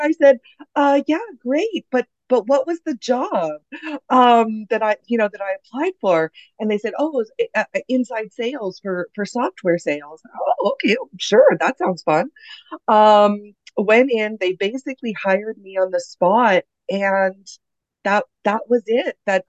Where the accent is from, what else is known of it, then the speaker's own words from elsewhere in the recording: Canada; I'm originally from Canada. I have been very lucky enough to kind of live all over the world.